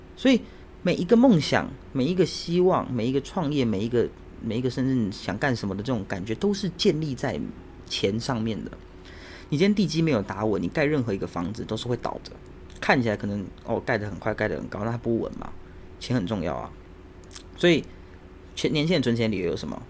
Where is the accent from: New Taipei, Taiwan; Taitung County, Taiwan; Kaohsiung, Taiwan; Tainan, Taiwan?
New Taipei, Taiwan; Xindian; 我老家住在新店